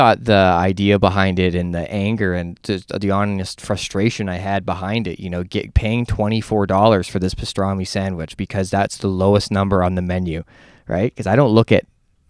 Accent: Canada; I'm a headliner from Canada

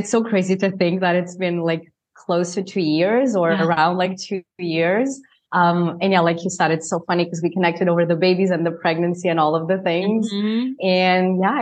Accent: Portugal; moved away as an adult; also born or lived in New Jersey, United States; now in Spain; I am from Portugal, I am in Spain right now

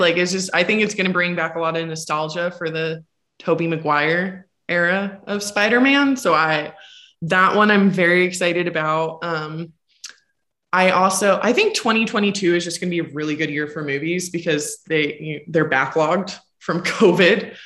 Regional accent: North Pole, Alaska, United States; moved away; my hometown is 12 miles outside of that, and a lot of people have heard of it, just didn't know. It's called North Pole, Alaska.

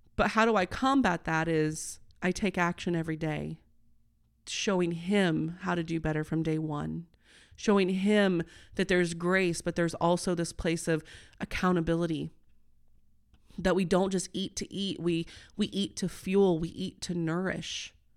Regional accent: Midwest, United States; I'm a corn girl, I'm from the Midwest.

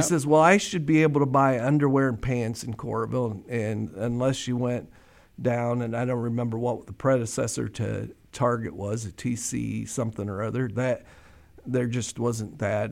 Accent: Des Moines, Iowa, United States; also born or lived in Coralville; I grew up in East Des Moines in the shadows of the state capital

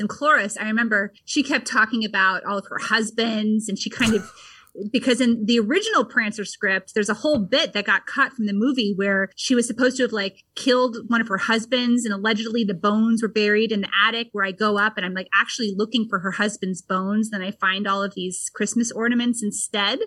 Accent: Vermont, United States; born or raised there

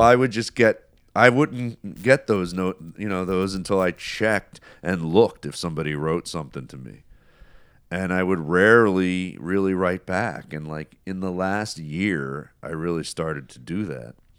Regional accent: United States; being an American

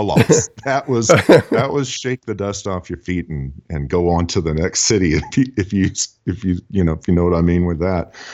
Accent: Houston, Texas, United States; now in Nashville, United States; I do uh, live and uh, work in the greater Nashville community. I'm originally from Houston, Texas

